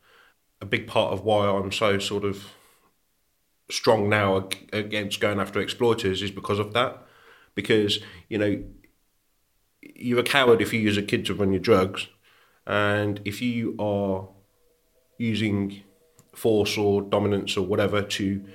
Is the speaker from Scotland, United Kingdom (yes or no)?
no; Birmingham, West Midlands, United Kingdom; also born or lived in Warwickshire; So I was born in Birmingham. We ended up moving over the border into Warwickshire